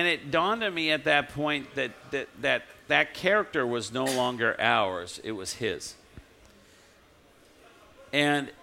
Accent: Southern California, United States; I grew up in Southern California

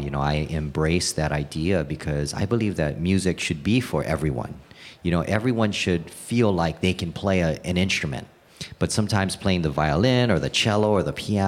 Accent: Hawaii, United States; I was born and raised in Hawaii

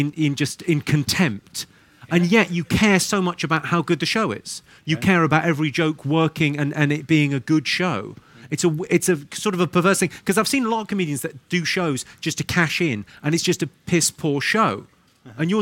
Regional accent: Slough, South East England, United Kingdom; accent: posh; I'm from Slough

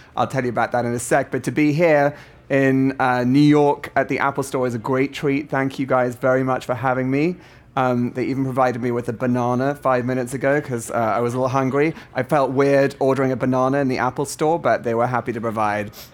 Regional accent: South Africa; I'm a South African too.

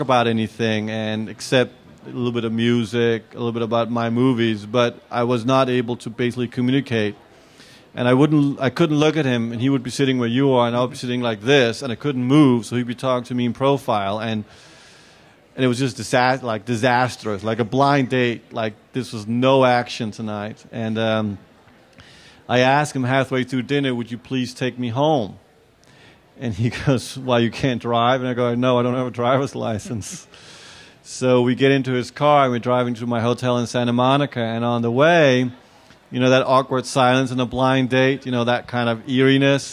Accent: Copenhagen, Capital Region of Denmark, Denmark; I'm from Copenhagen. I live in Copenhagen.

